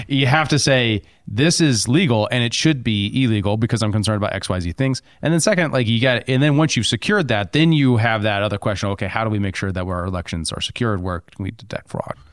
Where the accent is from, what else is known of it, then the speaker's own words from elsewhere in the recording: Helena, Montana, United States; growing up in Helena